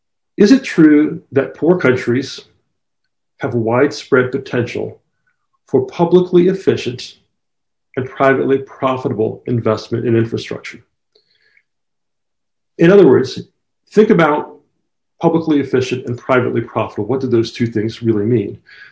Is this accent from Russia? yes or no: no; Jamaica; although my accent no longer sounds like it, I'm originally from Jamaica, so I'm from the Caribbean, just like Sir Arthur.